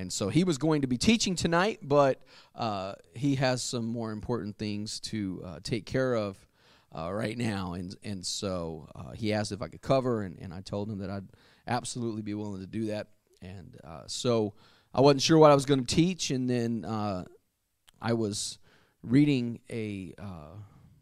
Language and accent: English; United States; I grew up very near the Mississippi River, the mighty Mississippi, as it's called, and it's about 3/4 of a mile across the bridge that I used to cross over to go from Arkansas to Tennessee